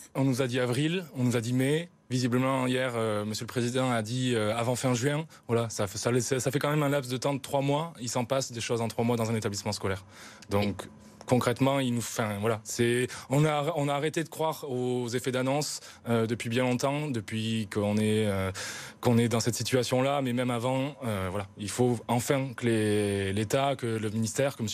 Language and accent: French; South-West, south-west France, France; Moi, je viens d'une petite ville du Sud-Ouest